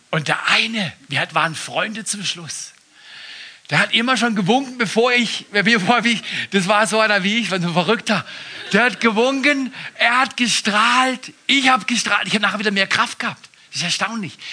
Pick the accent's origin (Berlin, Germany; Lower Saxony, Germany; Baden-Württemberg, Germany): Baden-Württemberg, Germany; Black Forest; Ich komme aus dem Westen, aus dem Südwesten, aus dem Schwarzwald, Schwarzwälder